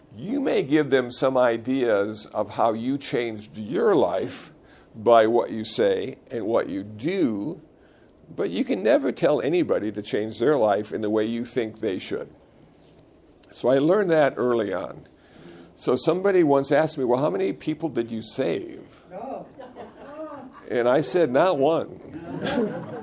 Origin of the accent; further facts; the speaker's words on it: Iowa, United States; moved away; I was born in Iowa.